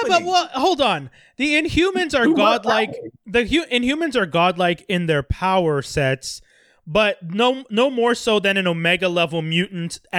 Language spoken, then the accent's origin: English; India; I don't identify. I'm Indian.